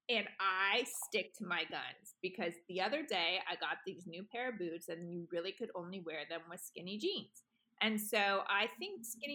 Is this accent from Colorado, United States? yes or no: yes; Colorado, United States; I grew up in Colorado for a long time